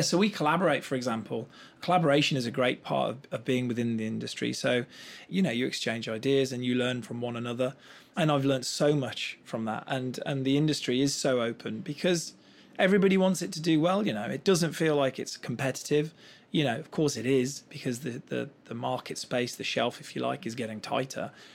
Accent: Black Country, West Midlands, United Kingdom; And I come from the West Midlands, from a little place called the Black Country.

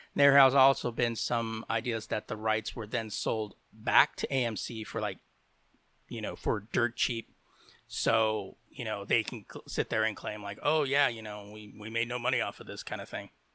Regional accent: United States; I am from the United States.

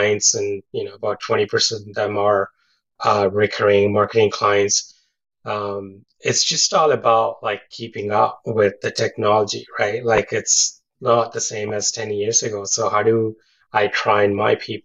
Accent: India; also born or lived in London, United Kingdom / Kamloops, Canada; now in Burnaby, Canada; my childhood, back growing up in India

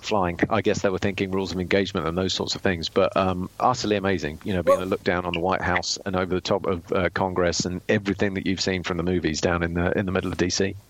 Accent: United Kingdom; as a Brit

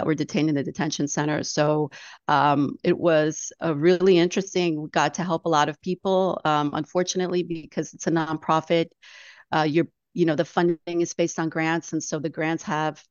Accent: San Antonio, Texas, United States; I grew up here in San Antonio

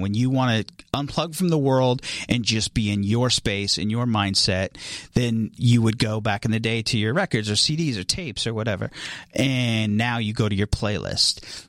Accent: Atwater, California, United States; moved away as an adult; also born or lived in Tucson, Arizona; I am from a very small town in California called Atwater, California. Uh, that's where I grew up.

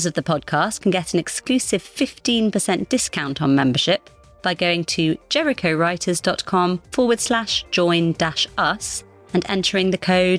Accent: Scotland, United Kingdom; accent: slightly fluctuating; moved away; I grew up partly in Scotland, and something about talking to Americans brings out those Scottish consonants.

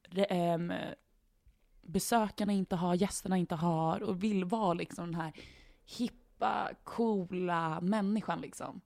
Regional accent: Sweden; vi som svenskar

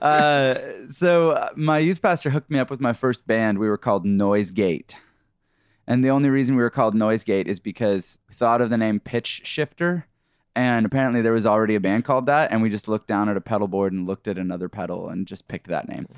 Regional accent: Canada; moved away as an adult; now in United States; We're from Canada originally, and been in the U S for about thirteen years or something like

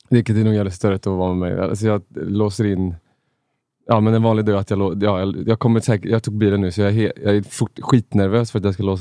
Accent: Uddevalla, Västra Götaland, Sweden; moved away as an adult; jag flyttade faktiskt jag flyttade från Uddevalla direkt när jag var eh, dagen efter gymnasiet.

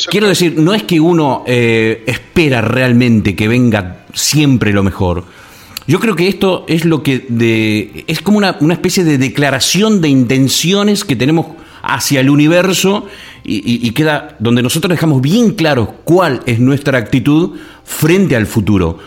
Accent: Argentina; moved away as an adult; also born or lived in La Gomera, Canary Islands / England; Soy de Argentina

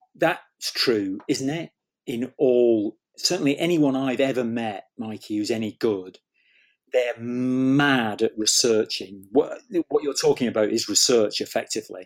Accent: Manchester, North West England, United Kingdom; I grew up in Manchester

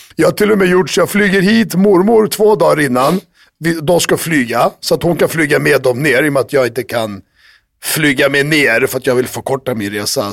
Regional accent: Sweden; moved away; kan fortfarande rösta, jag är fortfarande svensk

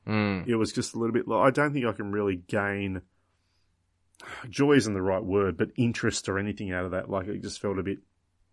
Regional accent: Tasmania, Australia; somehow we got on the fact that I was from Tasmania. So, of course, Port Arthur came up about the Port Arthur massacre

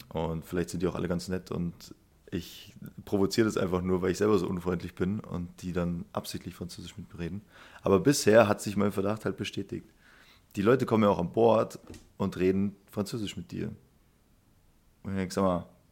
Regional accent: Munich, Bavaria, Germany; ich bin ja selber Münchner

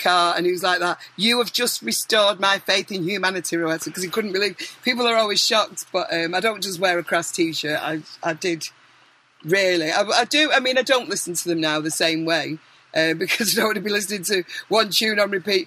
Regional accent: Manchester, North West England, United Kingdom; I am from Manchester

